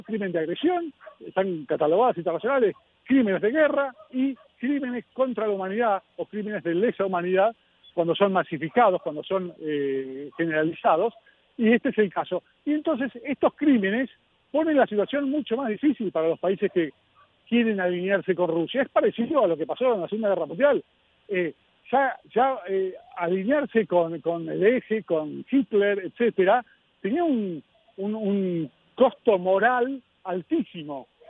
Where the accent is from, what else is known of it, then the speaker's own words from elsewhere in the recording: Argentina; como argentino